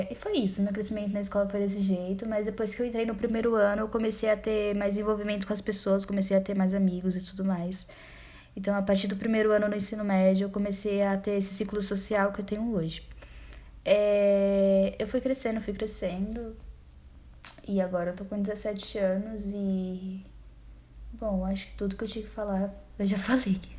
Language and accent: Portuguese; São Paulo, Brazil; born there; Como eu disse, nasci em São Paulo, nasci no bairro Grajaú, extremo da Zona Sul.